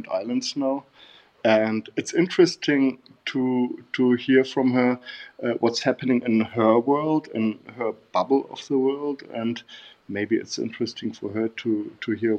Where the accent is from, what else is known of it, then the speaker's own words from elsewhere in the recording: Bavaria, Germany; English is a second language; moved away as an adult; also born or lived in Berlin; I met her in Bavaria, in my hometown. I come from Bavaria, South Germany